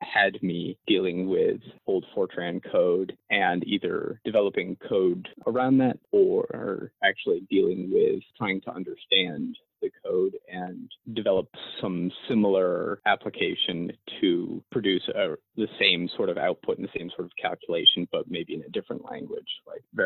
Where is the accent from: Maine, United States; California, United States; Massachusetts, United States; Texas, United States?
Maine, United States; growing up in Maine